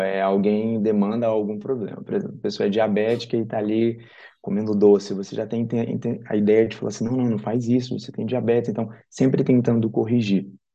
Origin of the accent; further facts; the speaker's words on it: Tocantins, Brazil; moved away as an adult; also born or lived in Uberaba, Minas Gerais; now in São Paulo, Brazil; Atualmente eu moro aqui em São Paulo, mas eu sou do Tocantins.